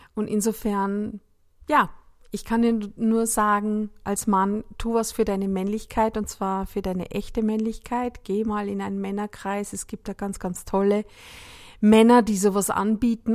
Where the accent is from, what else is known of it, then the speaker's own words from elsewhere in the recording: Salzburg, Austria; moved away; in der Nähe meiner Heimatstadt Salzburg